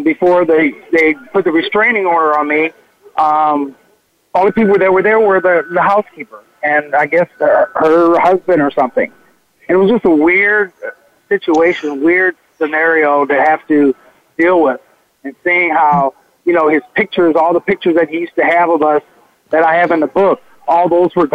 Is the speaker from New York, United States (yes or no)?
no; Peoria, Illinois, United States; born or raised there; moved away